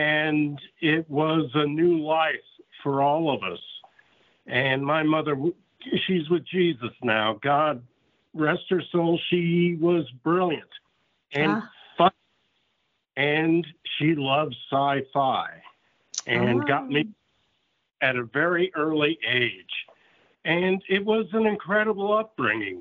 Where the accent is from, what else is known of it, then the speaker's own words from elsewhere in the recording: Los Angeles, California, United States; also born or lived in Chicago, Illinois; I was born in Chicago. We came out to Hollywood in 1966 when I was 4 years old.